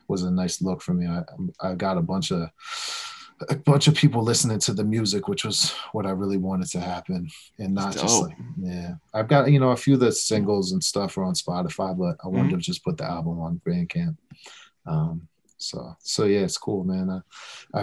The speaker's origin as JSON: {"language": "English", "area": "Westchester", "region": "New York", "country": "United States", "said": "We're both from Westchester, just kind of grew up on similar stuff"}